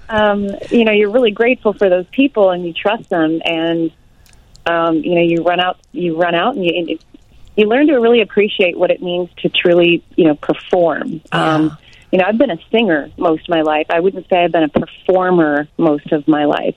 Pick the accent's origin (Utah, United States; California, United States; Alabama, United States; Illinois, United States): Illinois, United States; Arlington Heights; I grew up in Arlington Heights when it was kind of a small town